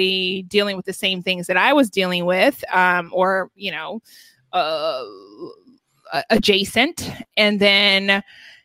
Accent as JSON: {"language": "English", "town": "Atlanta", "region": "Georgia", "country": "United States", "tie": "born or raised there", "moved": "as an adult", "lives_now": "Los Angeles, United States", "said": "I grew up in Atlanta, in a predominantly white neighborhood in Atlanta."}